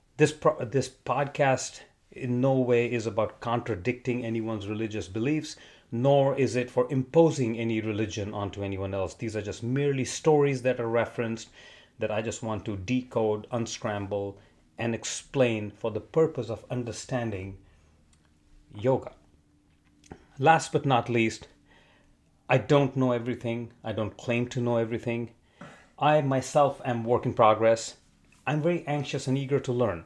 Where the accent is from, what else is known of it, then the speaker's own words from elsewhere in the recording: India; moved away as an adult; also born or lived in Arizona, United States; now in Southern California, United States; born in Arizona fifty years ago, moved to India when I was three with my parents, and then came back when I was twenty-one years old.